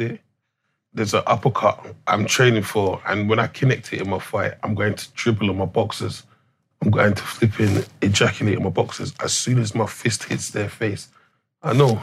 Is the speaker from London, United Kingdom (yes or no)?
yes; London, United Kingdom; I'm English. Like, my parents yeah. come from Jamaican descent, but I was fortunate and blessed to be born in St. Thomas's Hospital